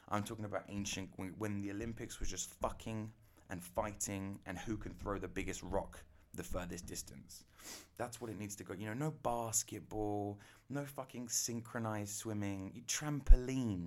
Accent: England, United Kingdom; I'm English

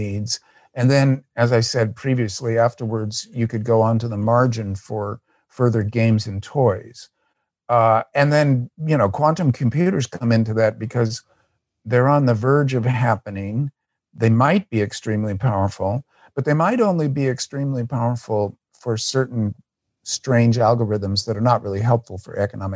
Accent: United States; As an American leftist

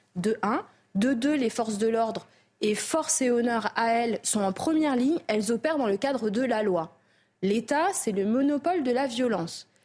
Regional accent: Mayotte; On est français depuis 1841

